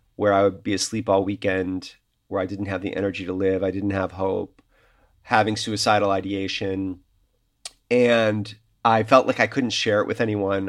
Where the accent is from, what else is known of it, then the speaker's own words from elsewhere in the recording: Chicago, Illinois, United States; moved away as an adult; also born or lived in New York; I am back in my hometown, which is Chicago